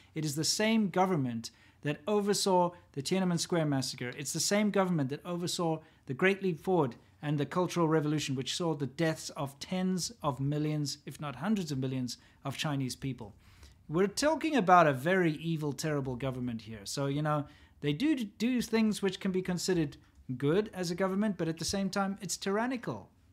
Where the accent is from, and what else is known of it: South Africa; born or raised there